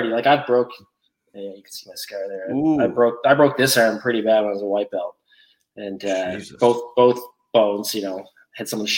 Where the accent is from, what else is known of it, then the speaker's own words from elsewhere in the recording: Canada; I'm from Canada